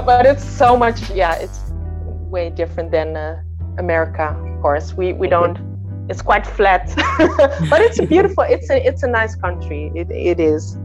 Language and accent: English; north of Holland, northern Netherlands, Netherlands; I was born in Holland, in the north of Holland. And I grew up in a musical home